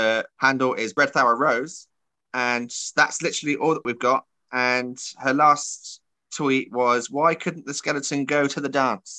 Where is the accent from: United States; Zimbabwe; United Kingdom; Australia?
United Kingdom; Bristol, South West England; moved away; It was my first venture back to my hometown promotion post-pandemic.